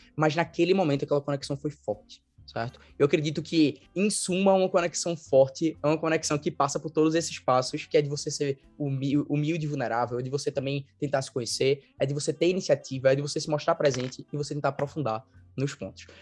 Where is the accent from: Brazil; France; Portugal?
Brazil; Recife, Pernambuco; eu sou de Recife. Todo mundo percebe, né, por conta do sotaque e tudo mais